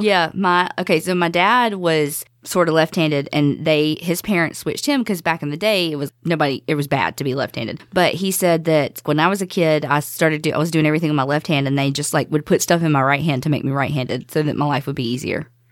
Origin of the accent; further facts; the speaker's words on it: the South, United States; growing up in the South